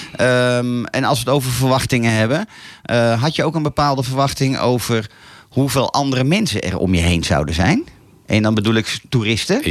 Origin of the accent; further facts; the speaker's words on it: Laren, North Holland, Netherlands; geboren en getogen in Laren.